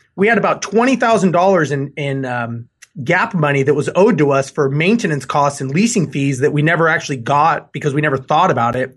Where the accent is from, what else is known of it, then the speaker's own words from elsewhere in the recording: Los Angeles, California, United States; also born or lived in Guam; now in Houston, United States; born and raised in Los Angeles.